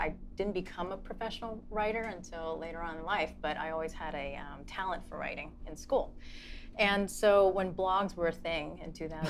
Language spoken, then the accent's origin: English; New York City, New York, United States; We're from Queens. Everyone's Jewish.